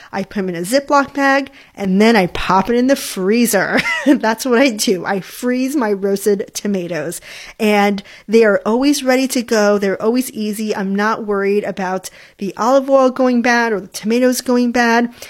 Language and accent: English; Hawaii, United States; I grew up in Hawaii